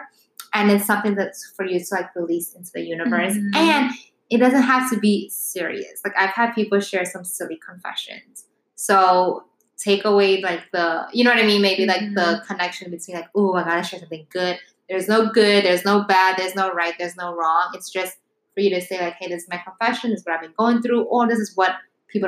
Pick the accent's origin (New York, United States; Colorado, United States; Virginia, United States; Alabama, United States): New York, United States; New York City; I'm born and like, okay, no, but where? And I'm like, Manhattan